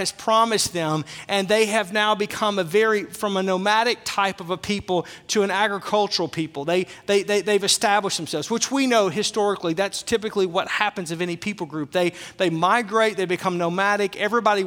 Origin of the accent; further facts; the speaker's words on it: Arkansas, United States; I'm from Arkansas